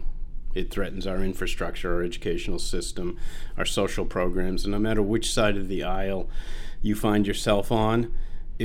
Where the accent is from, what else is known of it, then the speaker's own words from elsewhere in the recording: Sanford, Maine, United States; moved away as an adult; also born or lived in Boston / Vail; I grew up in Sanford, spent the first 18 years there, went to high school in the public high school